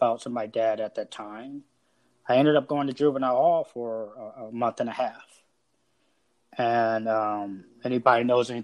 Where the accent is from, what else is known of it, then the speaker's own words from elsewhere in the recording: Los Angeles, California, United States; Born and raised in Los Angeles, California, 1966